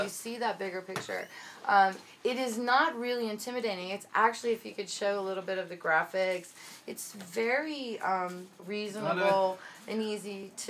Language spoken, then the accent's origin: English; United States; now in Mexico; I'm American.